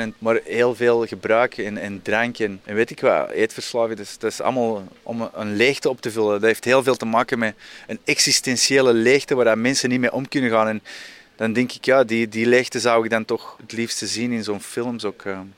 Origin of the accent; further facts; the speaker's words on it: Antwerp, Flanders, Belgium; ik ben zelf opgegroeid in Antwerpen.